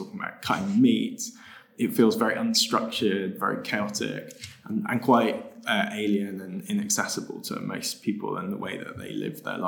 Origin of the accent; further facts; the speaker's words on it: United Kingdom; the UK, my home country